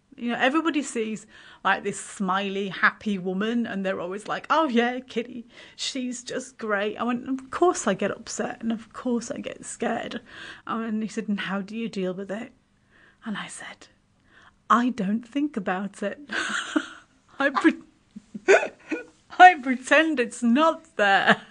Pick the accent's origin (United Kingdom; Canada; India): United Kingdom; Yorkshire and the Humber; also born or lived in Waikanae, New Zealand; now in Kapiti Coast, New Zealand; originally I'm from West Yorkshire in, uh, north of England